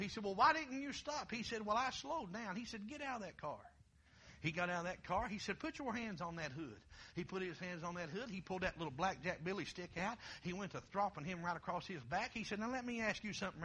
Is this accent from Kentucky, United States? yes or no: yes; Kentucky, United States; now in Ohio, United States; I'm originally from Kentucky